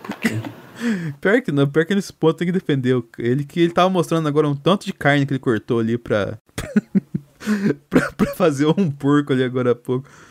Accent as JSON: {"language": "Portuguese", "region": "Minas Gerais", "country": "Brazil", "said": "eu sou de Minas Gerais"}